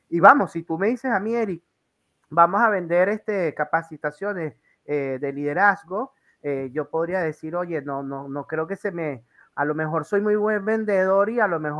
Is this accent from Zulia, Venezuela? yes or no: yes; Maracaibo, Zulia, Venezuela; moved away; yo vengo de Venezuela y me voy hace 10 años y una de las cosas que perdí eh, eh, es, a mi gente.